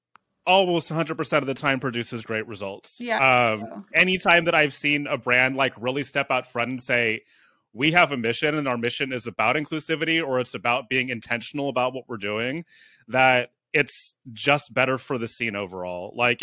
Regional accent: San Francisco, California, United States; now in Oakland, United States; I'm from San Francisco. I live in Oakland

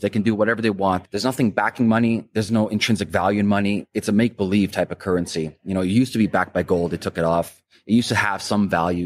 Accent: Canada; as a Canadian

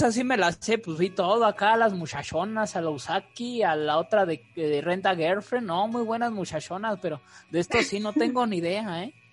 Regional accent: Mexico; Aquí somos mexicanos

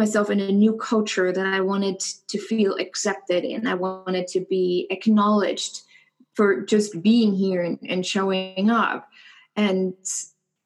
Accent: Germany; moved away as an adult; also born or lived in New York / San Francisco / Dallas; now in Indianapolis, United States; growing up in Germany

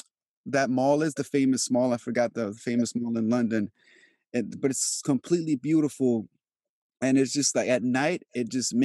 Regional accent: Albania; born or raised there; moved away

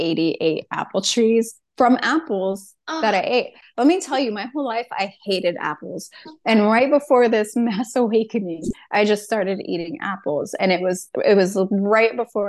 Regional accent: San Diego, California, United States; moved away as an adult; also born or lived in Washington State; now in Washington, United States; I'm from San Diego, California. And 7, 8 years ago, I up and moved to Washington State

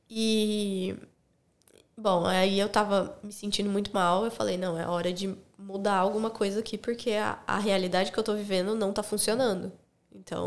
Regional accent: Analândia, São Paulo, Brazil; moved away as an adult; also born or lived in Campinas, Brazil; now in Sydney, Australia; Eu sou do interior de São Paulo, uhum. cidadezinha chamada Analândia, bem pequenininha

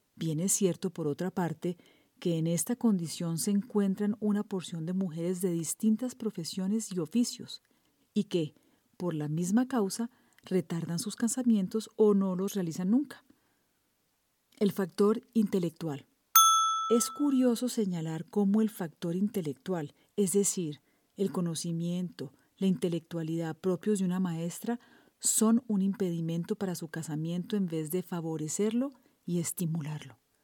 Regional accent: Colombia; soy periodista colombiana

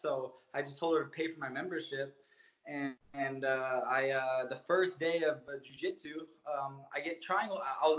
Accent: Hawthorne, California, United States; also born or lived in Redondo Beach, California / Anaheim, California; I grew up in Hawthorne, California

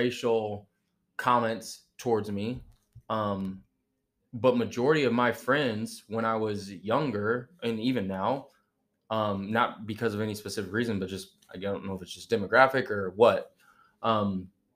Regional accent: St. Louis, Missouri, United States; growing up in St. Louis

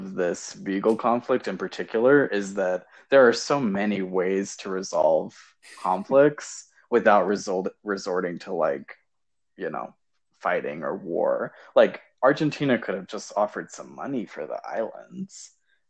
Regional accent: United States; as definitely American citizens

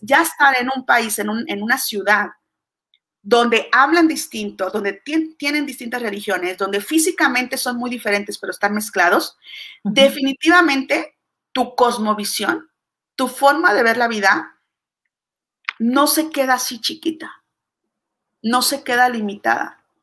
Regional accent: Mexico; yo soy mexicana

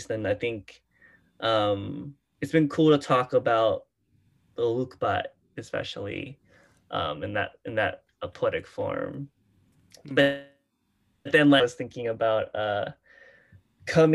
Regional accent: Houston, Texas, United States; I grew up in Houston with like the Houston youth poetry scene

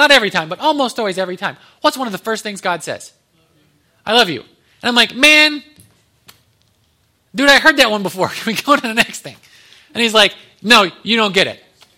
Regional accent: Ohio, United States; born there; moved away as an adult; now in Texas, United States; I was like, I'm from Texas. I was born in Ohio. But we moved down in 2016, 2 days before my birthday.

